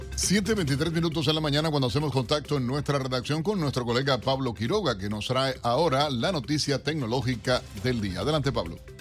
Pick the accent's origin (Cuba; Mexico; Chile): Cuba; now in United States; como decimos los cubanos